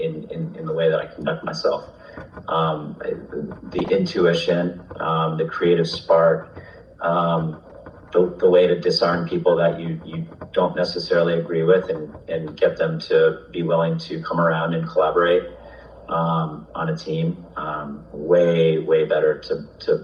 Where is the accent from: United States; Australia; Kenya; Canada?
United States; Vermont; I grew up in Vermont, so nature's always been just a part of my life